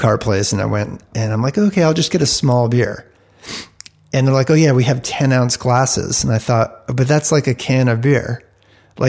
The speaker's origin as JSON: {"language": "English", "region": "East Coast", "country": "United States", "tie": "born or raised there", "also_born_or_lived": "Rutland, Vermont (family)", "moved": "yes", "lives_now": "Bend, United States", "said": "I grew up on the East Coast, and my mom's family is from around the Rutland area"}